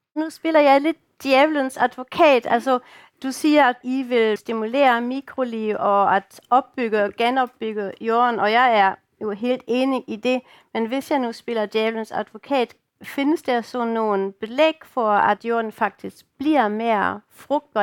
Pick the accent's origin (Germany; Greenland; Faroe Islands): Germany; Danish is a second language; now in Denmark; I kan jo godt høre, at jeg ikke er dansker, jeg kommer fra Tyskland